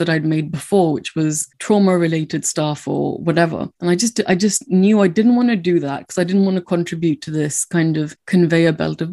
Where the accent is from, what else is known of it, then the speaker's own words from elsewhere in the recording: India; now in United Kingdom; I didn't grow up in this country. I grew up in India